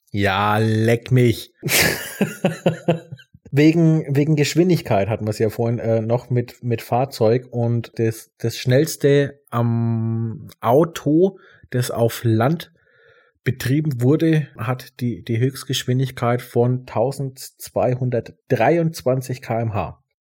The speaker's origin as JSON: {"language": "German", "country": "Germany", "said": "bei uns in Deutschland"}